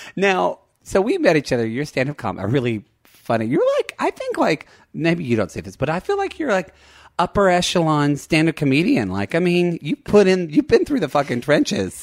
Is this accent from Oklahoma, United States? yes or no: yes; Lone Grove, Oklahoma, United States; also born or lived in Ardmore; I was from a smaller town, like, five miles west called Lone Grove